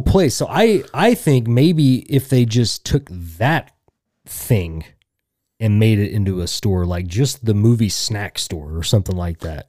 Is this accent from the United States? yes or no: yes; Tulsa, Oklahoma, United States; I'm some schmuck from Tulsa